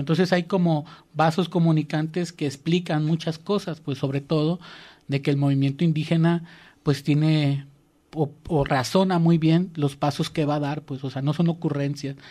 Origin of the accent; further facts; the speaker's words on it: Mexico; como mexicanos